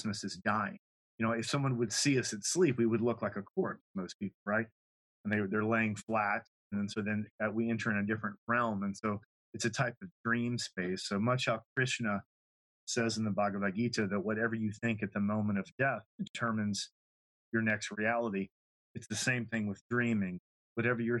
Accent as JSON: {"language": "English", "town": "Lafayette", "region": "Louisiana", "country": "United States", "tie": "born or raised there", "said": "growing up in Louisiana, particularly Lafayette, there was a heavily French influence."}